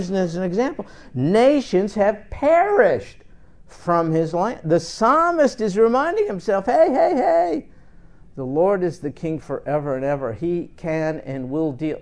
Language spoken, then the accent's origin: English; New York, United States; my time when I grew up in New York